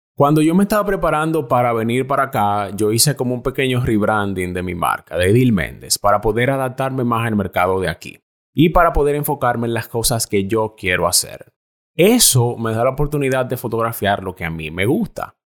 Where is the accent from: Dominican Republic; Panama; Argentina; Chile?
Dominican Republic; moved away as an adult; yo me fui de la República Dominicana detrás de un sueño